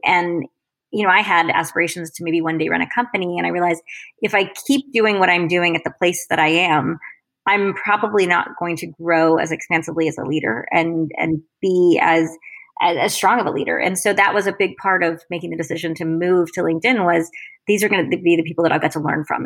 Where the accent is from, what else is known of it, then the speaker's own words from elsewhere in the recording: Florida, United States; moved away as an adult; also born or lived in Massachusetts / Paris / Washington D.C. / London; I grew up in in Florida, an only child